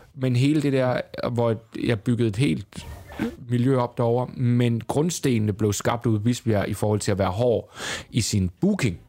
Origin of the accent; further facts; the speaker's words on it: Southern Jutland, Southern Denmark, Denmark; moved away; also born or lived in Copenhagen; jeg var sønderjyde